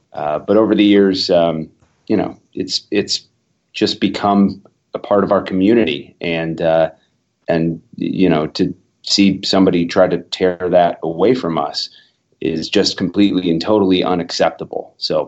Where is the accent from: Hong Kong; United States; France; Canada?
United States; Columbus, Ohio; I was born in Columbus. I was raised in Columbus. I live in Columbus. I'll probably die in Columbus.